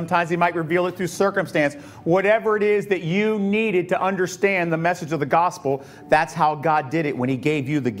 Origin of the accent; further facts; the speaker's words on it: Tampa, Florida, United States; growing up in Tampa